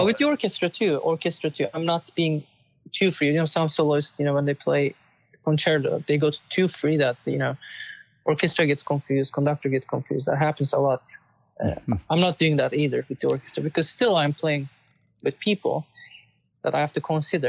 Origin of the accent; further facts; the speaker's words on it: Istanbul, Turkey; moved away as an adult; also born or lived in Austin, Texas / New Jersey; now in United States; I was born in Istanbul and I won many competitions uh, growing up and um, came to United States for my master's